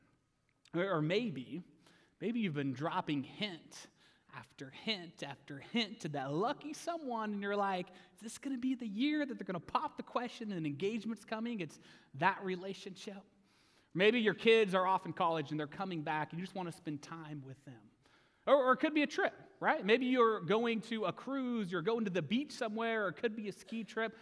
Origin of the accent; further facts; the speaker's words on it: Oswego, Kansas, United States; I was graduating from Oswego, Kansas